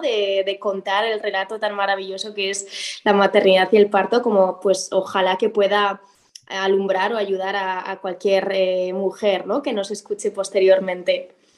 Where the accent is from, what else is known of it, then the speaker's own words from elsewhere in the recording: Pamplona, Navarre, Spain; moved away as an adult; also born or lived in Madrid; now in Valencia, Spain; yo soy de Pamplona, de Pamplona, Iruña. Em, estuve allí hasta los 23 años